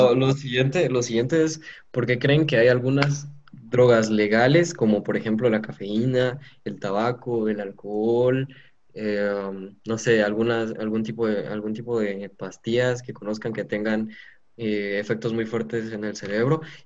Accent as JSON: {"language": "Spanish", "country": "Guatemala", "said": "como sociedad guatemalteca"}